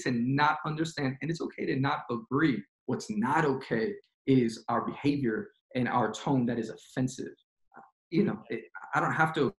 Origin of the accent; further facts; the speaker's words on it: New York City, New York, United States; moved away; I am born and raised in Queens, New York